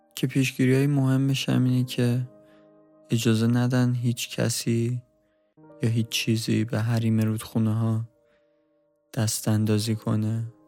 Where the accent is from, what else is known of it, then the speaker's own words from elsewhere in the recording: Iran; ما هم ایرانیم